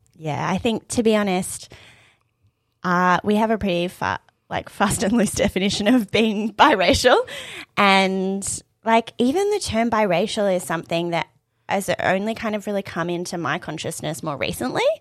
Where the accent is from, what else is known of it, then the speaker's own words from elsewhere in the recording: Australia; I'm Iranian Australian